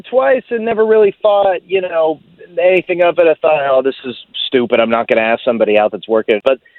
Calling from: Orlando, Florida, United States; I'm calling from the Lee Vista area.

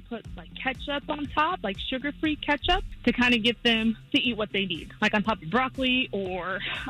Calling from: Casselberry, Florida, United States; I'm calling from Castleberry.

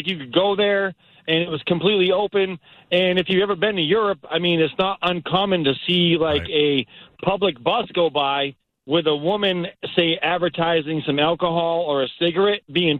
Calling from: North Port, Florida, United States; I'm calling from Northport, Florida.

